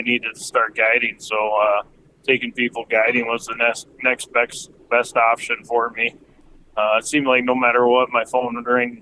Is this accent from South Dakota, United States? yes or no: yes; Dell Rapids, South Dakota, United States; also born or lived in Sioux Falls, South Dakota; So I was born in Sioux Falls. I graduated from Del Rapids